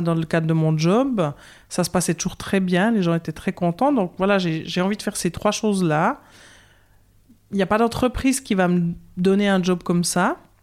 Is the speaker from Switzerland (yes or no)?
yes; Courtelary, Bern, Switzerland; accent: Bernese Jura; moved away as an adult; also born or lived in Lausanne, Vaud; now in Vaud, Switzerland; je viens euh, du Jura bernois, j'ai un petit accent du Jura bernois, je viens de Courtelary, l'endroit où on met les noisettes en quinconce dans le ragusa, où j'ai vécu jusqu'à 19 ans